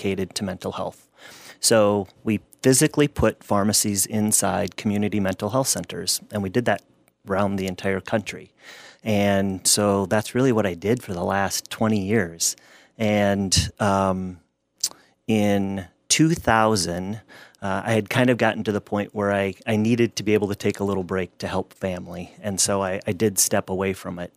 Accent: Gaylord, Minnesota, United States; I grew up in Gaylord, Minnesota.

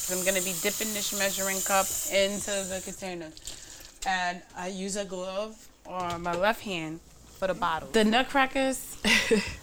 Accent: New York, United States; I grew up in Bushwick, too, not just Crown Heights and Bed-Stuy

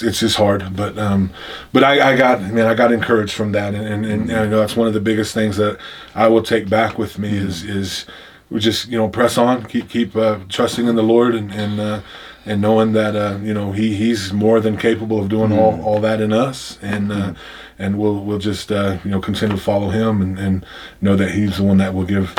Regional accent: Oklahoma, United States; I come from the Pawnee tribe of Oklahoma. That's the tribe I'm enrolled in.

